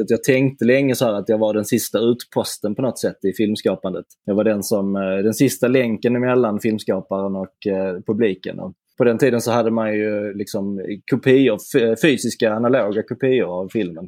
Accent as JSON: {"language": "Swedish", "town": "Simrishamn", "region": "Skåne", "country": "Sweden", "tie": "born or raised there", "moved": "yes", "said": "min gamla hemstad Simrishamn"}